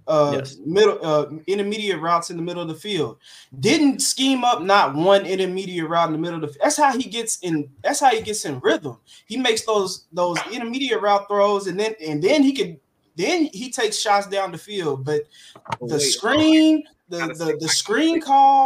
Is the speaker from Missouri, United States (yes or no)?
no; Louisville, Kentucky, United States; I'm from Louisville, Kentucky